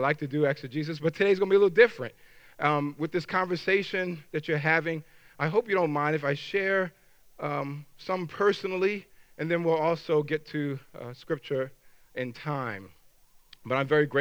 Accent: New York, United States; moved away as an adult; also born or lived in Washington, D.C.; now in Minnesota, United States; I'm a New Yorker. I didn't mention that. I'm a New Yorker who lives in Minnesota

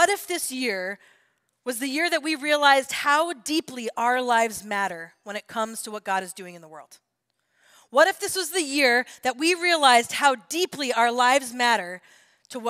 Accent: United States; as an American

